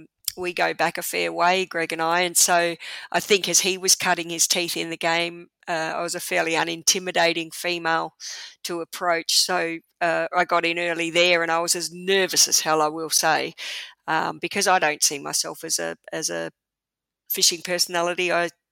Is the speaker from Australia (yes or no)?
yes; Darwin, Northern Territory, Australia; also born or lived in South Australia; For sure, yeah, I grew up in Darwin. I wasn't born there.